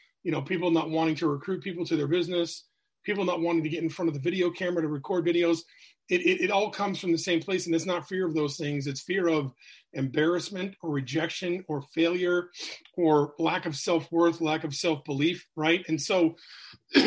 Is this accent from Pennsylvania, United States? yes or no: no; New Hampshire, United States; So I'm from New England. I grew up in New Hampshire.